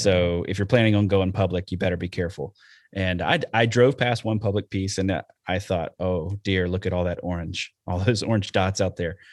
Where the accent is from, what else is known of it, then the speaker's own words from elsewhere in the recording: Alabama, United States; now in Wisconsin, United States; I'm from Alabama and that's what we did down there